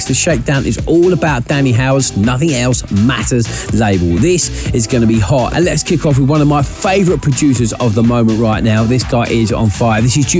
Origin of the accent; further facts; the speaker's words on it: Maidstone, South East England, United Kingdom; my hometown of Maidstone